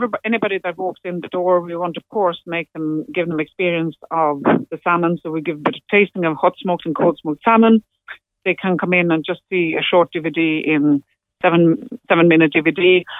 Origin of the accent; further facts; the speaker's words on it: Sweden; English is a second language; now in Ireland; when I came from Sweden back in the days, and came to, you know, when there's a huge amount of the traditional music was very much what I was looking for, and there was the Atlantic, and it was the West Coast I went